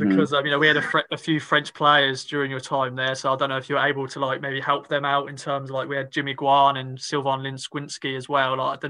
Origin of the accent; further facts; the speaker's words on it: Suffolk, East of England, United Kingdom; accent: Suffolk; I'm proper Suffolk, my accent is very